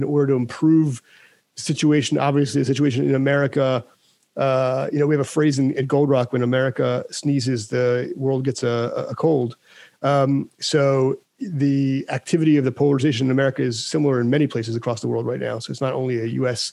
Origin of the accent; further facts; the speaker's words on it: United States; I'm American